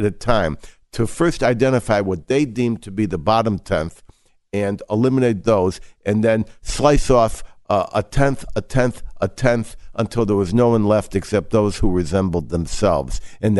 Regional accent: Chicago, Illinois, United States; When I was growing up in Chicago, the consensus of medical wisdom for spina bifida was to allow the baby to die within the first 24 to 48 hours by denial of nutrition.

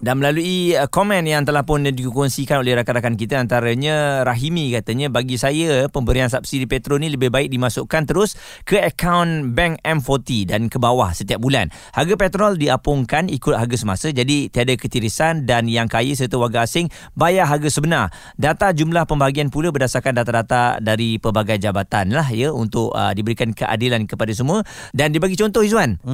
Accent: Malaysia; kita sebagai rakyat Malaysia

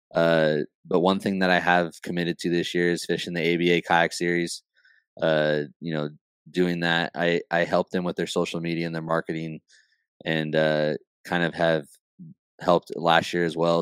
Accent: California, United States; I'm from California

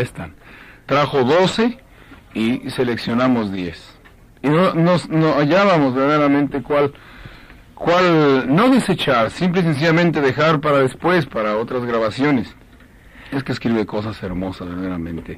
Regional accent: Mexico; como decimos allá en México

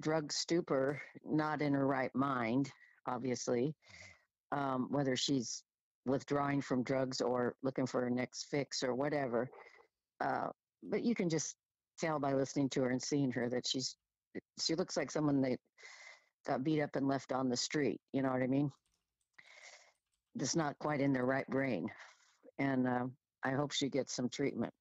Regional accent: Washington, United States; I'm from Washington

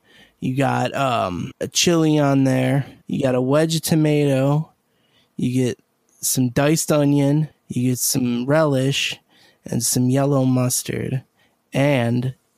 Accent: Chicago, Illinois, United States; I'm from Chicago

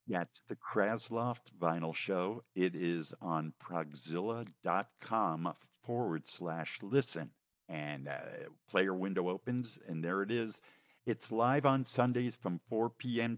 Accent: New York, United States; now in Southern California, United States; I was from New hmm. York

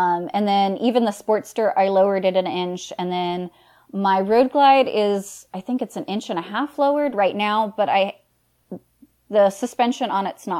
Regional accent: Florida, United States; I'm born and raised in Florida

